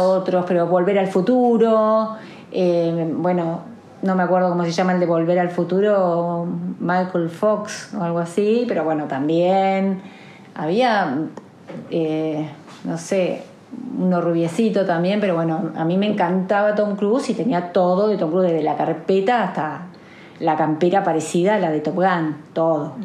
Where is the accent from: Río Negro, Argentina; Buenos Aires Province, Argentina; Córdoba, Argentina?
Buenos Aires Province, Argentina; Olavarría; de Olavarría, tengo 46 años